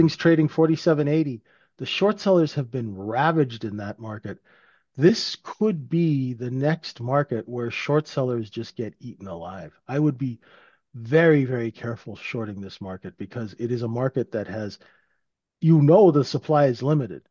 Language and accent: English; Vancouver, British Columbia, Canada; living in, growing up in Vancouver.